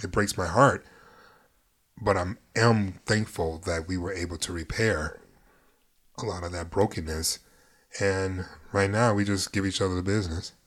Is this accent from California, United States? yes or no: no; New York, United States; I'm from New York